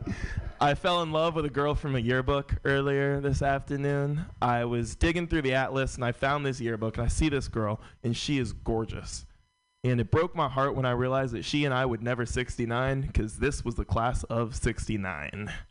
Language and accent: English; San Francisco, California, United States; Uh, born and raised in San Francisco. San Francisco is a very white city.